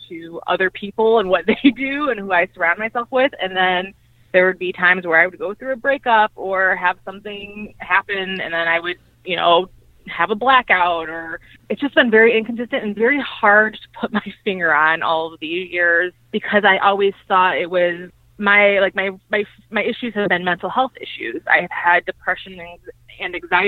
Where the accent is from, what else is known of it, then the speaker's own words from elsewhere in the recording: Cleveland, Ohio, United States; I'm from Cleveland, Ohio.